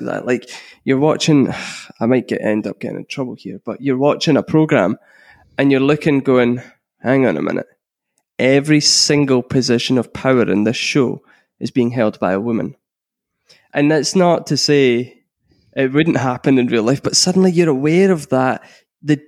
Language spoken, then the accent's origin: English; Scotland, United Kingdom; we're Scottish